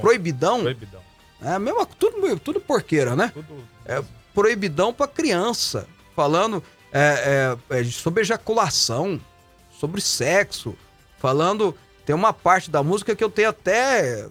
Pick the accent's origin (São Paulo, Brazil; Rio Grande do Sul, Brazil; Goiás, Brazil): Goiás, Brazil; Goiânia; essa cidade onde eu nasci, onde eu me criei